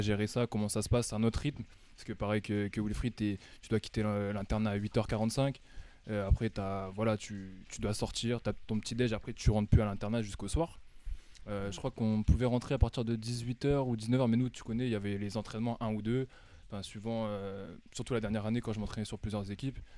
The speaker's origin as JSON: {"language": "French", "town": "Amiens", "region": "Hauts-de-France", "country": "France", "tie": "born or raised there", "also_born_or_lived": "United States", "moved": "as an adult", "lives_now": "Paris, France", "said": "je suis natif d'Amiens. J'ai grandi ici"}